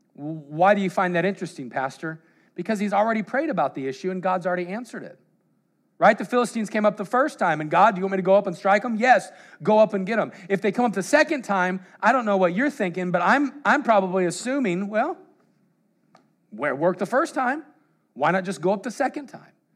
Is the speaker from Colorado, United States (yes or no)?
yes; Colorado, United States; I grew up in Colorado